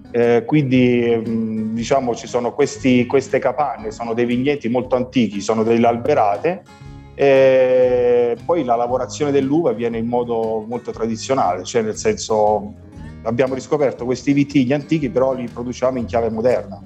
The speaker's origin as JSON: {"language": "Italian", "region": "Abruzzo", "country": "Italy", "said": "sono abruzzese"}